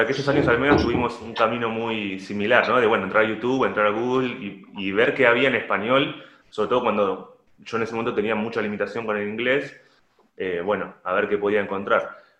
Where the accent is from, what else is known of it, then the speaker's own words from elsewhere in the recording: La Plata, Buenos Aires Province, Argentina; Yo soy original de La Plata, de la ciudad de La Plata, acá en Argentina